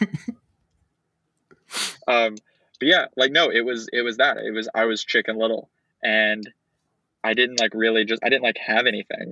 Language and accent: English; Austin, Texas, United States; Pretty much lived here my entire life